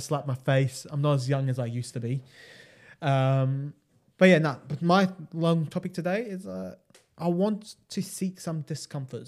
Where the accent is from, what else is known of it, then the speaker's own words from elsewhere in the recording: United States; I was born in America